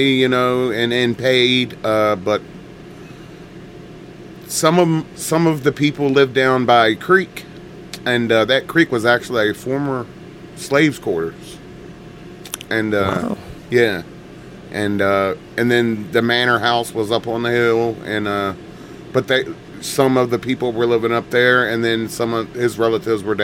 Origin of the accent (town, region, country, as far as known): Virginia, United States; born or raised there